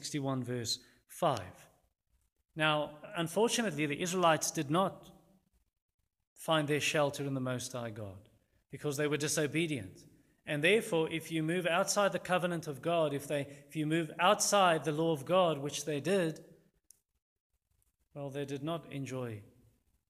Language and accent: English; Louis Trichardt, Limpopo, South Africa; I grew up in Lutjegord, a town in the Limpopo province, probably 115 km south of the Zimbabwe border